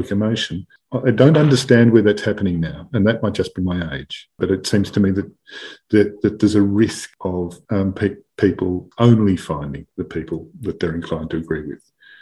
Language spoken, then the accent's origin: English; Melbourne, Victoria, Australia; I grew up in Melbourne